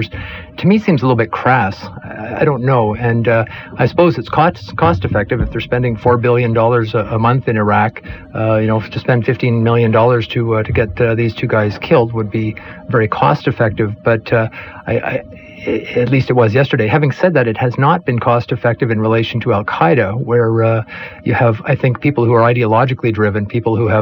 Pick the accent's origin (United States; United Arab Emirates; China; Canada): Canada; as a Canadian